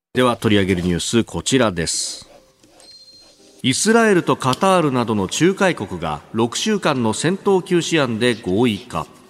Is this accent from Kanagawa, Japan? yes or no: yes; Yokohama, Kanagawa, Japan; この横浜のイベント、私の故郷に錦を飾れるように